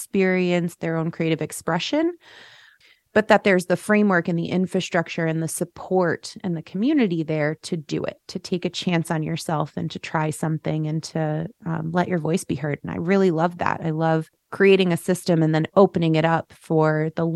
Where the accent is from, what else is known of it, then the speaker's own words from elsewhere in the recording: Schenectady, New York, United States; I'm born and raised in Schenectady.